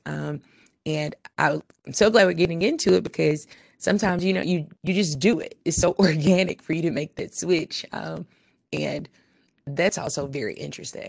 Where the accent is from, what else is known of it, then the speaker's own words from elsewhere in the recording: Memphis, Tennessee, United States; accent: urban twang; I'm from Memphis